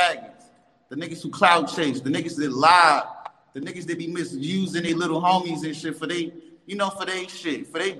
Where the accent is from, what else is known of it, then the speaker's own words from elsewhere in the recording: New York City, New York, United States; I'm born and raised in Bronx, 1830 Davidson